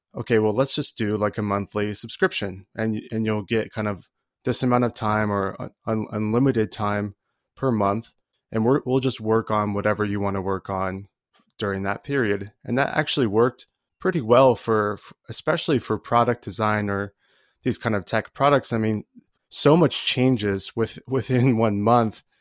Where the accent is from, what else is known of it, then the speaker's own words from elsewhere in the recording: Colorado, United States; I'm from Colorado